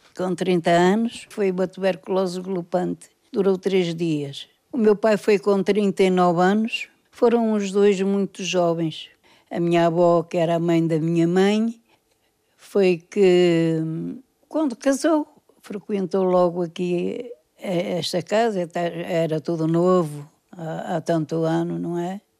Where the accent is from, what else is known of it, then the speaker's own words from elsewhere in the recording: Porto, Norte, Portugal; Nasci cá, nasci na Casa 10